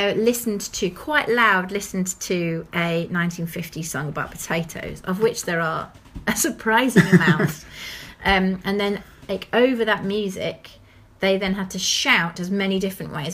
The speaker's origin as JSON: {"language": "English", "area": "Lancashire", "region": "North West England", "country": "United Kingdom", "tie": "born or raised there", "moved": "yes", "lives_now": "Brighton, United Kingdom", "said": "I was born in Lancaster, and I grew up in Lancashire"}